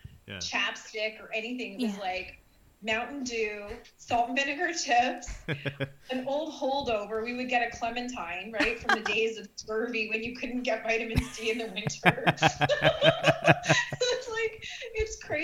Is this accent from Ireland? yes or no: no; Canada; Canadians mostly don't, we're not like brought up knowing why we have Boxing Day